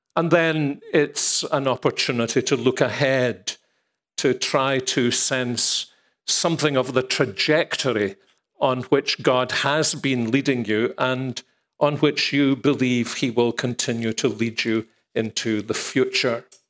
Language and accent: English; Scotland, United Kingdom; if we're Scottish